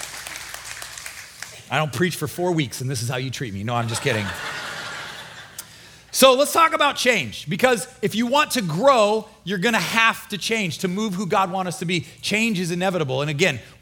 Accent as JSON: {"language": "English", "region": "Nebraska", "country": "United States", "tie": "born or raised there", "moved": "as an adult", "lives_now": "Florida, United States", "said": "I'm from Nebraska. We had four seasons, really long, cold winter, really hot summer"}